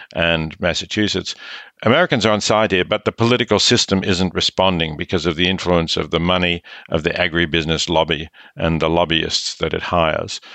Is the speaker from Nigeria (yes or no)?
no; Australia; I'm Australian